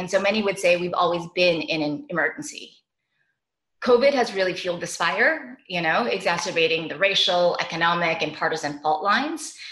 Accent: Canada; now in Brooklyn, New York, United States; my home country of Canada

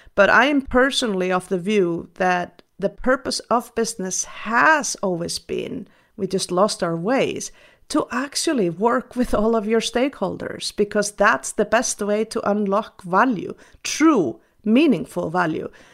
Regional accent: Iceland; I was raised in Iceland, a Nordic country

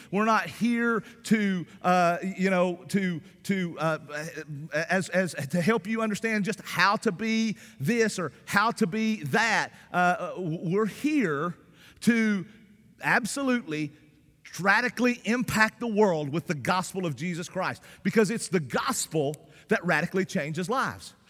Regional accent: the South, Southern United States, United States; accent: Southern; because of my Southern accent

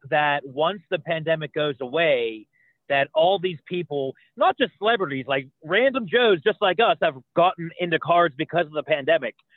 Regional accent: Pittsburgh, Pennsylvania, United States; I'm from Pittsburgh

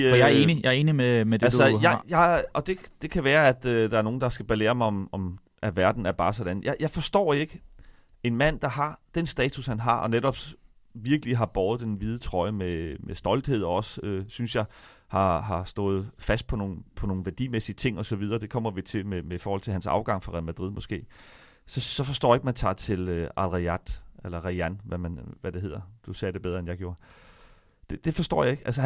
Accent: Denmark; nu er vi danskere

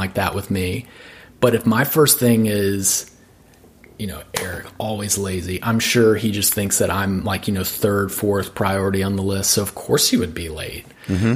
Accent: Birmingham, Alabama, United States; now in Nashville, United States; growing up in the South

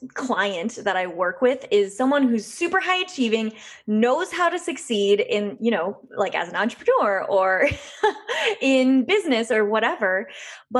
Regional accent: West Michigan, United States; being from a small town in West Michigan

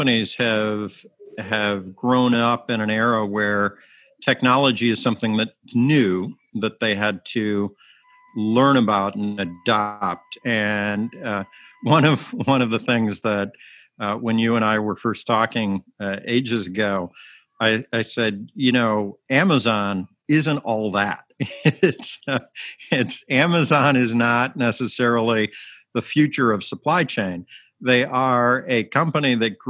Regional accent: Chicago, Illinois, United States; as a Chicagoan

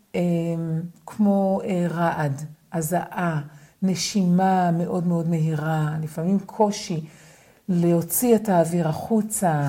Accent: Israel; גדלתי בקיבוץ, בלינה משותפת

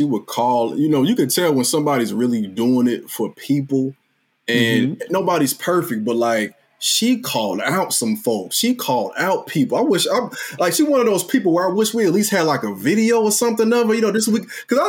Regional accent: Chicago, Illinois, United States; my hometown, Chicago.

